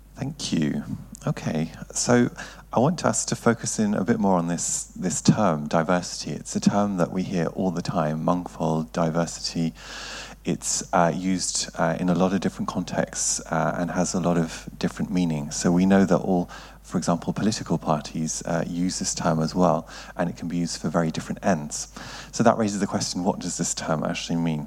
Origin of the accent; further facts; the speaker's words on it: United Kingdom; also born or lived in Germany / Bergen, Norway; now in Norway; I'm originally from the United Kingdom and have spent a lot of time as well in Germany.